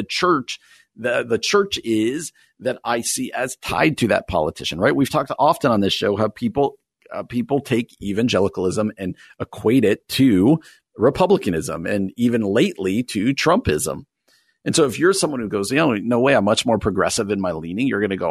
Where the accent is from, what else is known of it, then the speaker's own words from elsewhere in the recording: New Jersey, United States; moved away; I grew up in New Jersey, and I desperately at times miss where I grew up, even though I love being out here